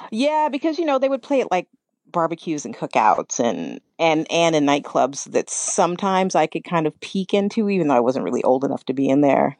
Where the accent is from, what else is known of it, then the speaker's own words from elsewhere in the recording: Kentucky, United States; moved away as an adult; also born or lived in New York; I grew up in Kentucky